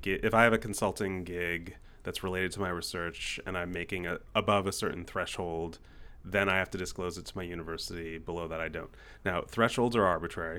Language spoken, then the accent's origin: English; United States; we're American entrepreneurs